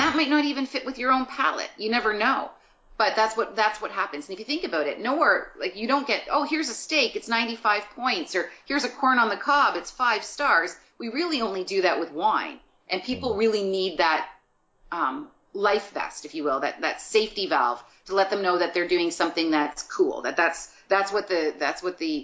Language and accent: English; Guelph, Ontario, Canada; now in Toronto, Canada; I'm from Guelph, Ontario